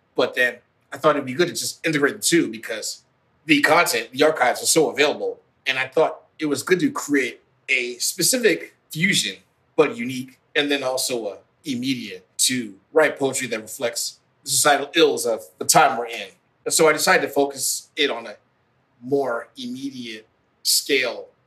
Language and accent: English; Midwest, United States; a son of African immigrants growing up in the Midwest